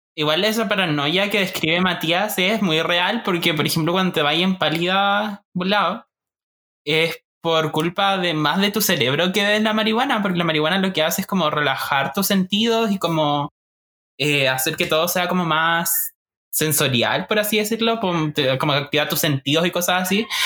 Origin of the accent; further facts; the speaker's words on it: Puerto Aysén, Aysén, Chile; allá en Aysén, en Puerto Aysén, mi tierra, ah, la Patagonia